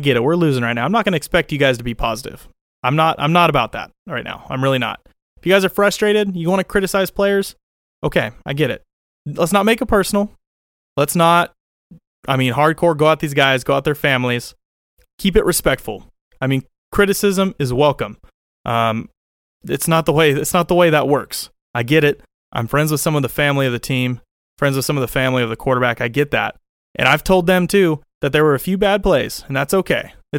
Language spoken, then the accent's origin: English; Oakland, California, United States; I grew up in Oakland Coliseum almost every game I went to as a kid yelling for the backup to come off the bench